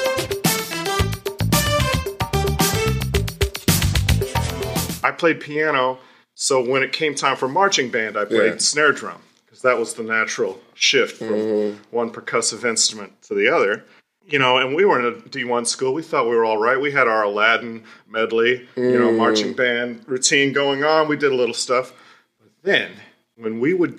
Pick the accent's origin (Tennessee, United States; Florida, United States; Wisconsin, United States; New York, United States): Tennessee, United States; East; I grew up in East Tennessee